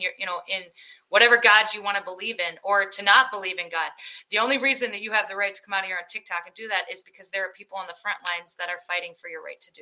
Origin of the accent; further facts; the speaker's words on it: Iowa, United States; I'm from Iowa.